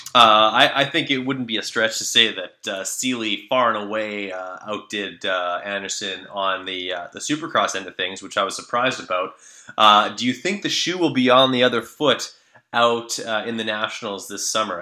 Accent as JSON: {"language": "English", "country": "Canada", "said": "as a Canadian"}